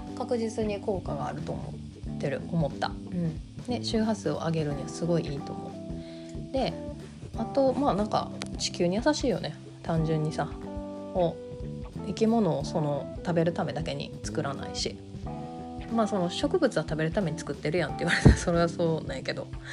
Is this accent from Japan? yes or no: yes; Kansai, Japan; accent: Kansai-ben